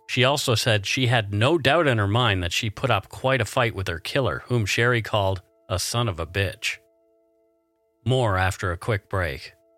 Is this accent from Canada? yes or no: yes; Canada; We are ordinary Canadian schmucks